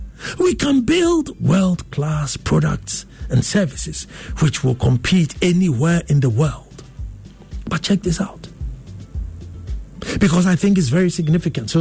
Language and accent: English; Ghana; I'm Ghanaian